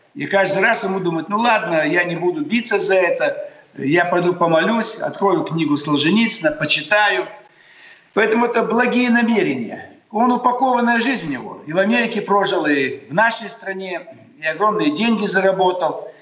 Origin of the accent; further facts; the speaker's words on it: southern Kazakhstan, Kazakhstan; now in Russia; Я сам из Казахстана